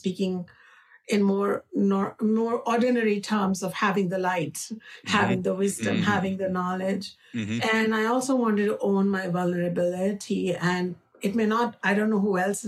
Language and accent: English; India; accent: Indian; my Indian accent